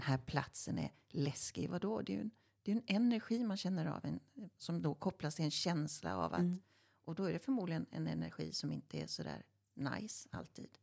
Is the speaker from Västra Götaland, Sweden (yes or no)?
yes; Stenungsund, Västra Götaland, Sweden; i Stenungsund där vi kommer ifrån